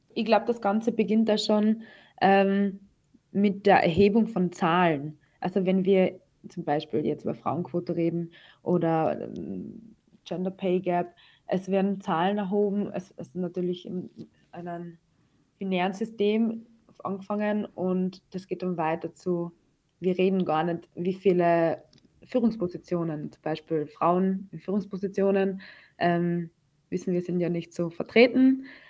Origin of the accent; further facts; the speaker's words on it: Austria; ich bin eh in Österreich geboren, ich bin Österreicherin